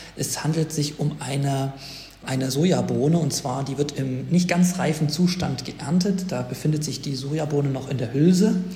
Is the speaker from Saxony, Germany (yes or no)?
no; Thuringia, Germany; empfehle ich als Thüringer